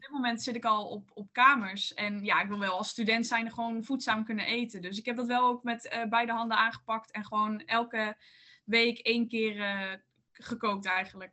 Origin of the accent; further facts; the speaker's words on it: North Brabant, Netherlands; moved away as an adult; now in Leiden, Netherlands; ik kom uit Brabant